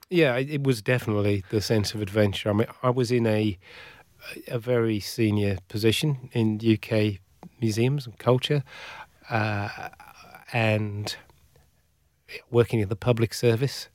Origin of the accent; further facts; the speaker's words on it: Shropshire, West Midlands, United Kingdom; moved away as an adult; also born or lived in Northeast England / Newcastle; now in Western Australia, Australia; I grew up in, in the county of Shropshire